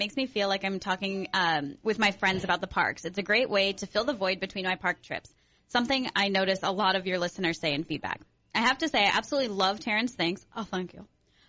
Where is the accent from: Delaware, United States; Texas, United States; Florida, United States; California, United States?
California, United States; just because I'm from SoCal, I say no.